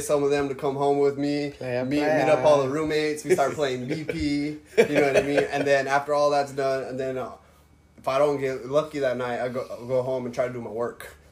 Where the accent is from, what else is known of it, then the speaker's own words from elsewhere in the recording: Clovis, New Mexico, United States; I grew up in Clovis, New Mexico